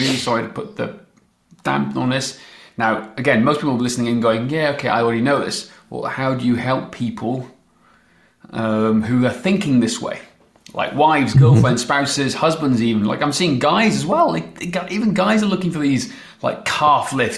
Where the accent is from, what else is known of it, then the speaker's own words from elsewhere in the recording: Welsh, Wales, United Kingdom; I am Welsh